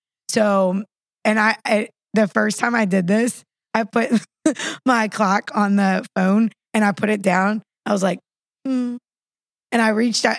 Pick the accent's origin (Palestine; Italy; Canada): Palestine; West Bank; I'm from the West Bank.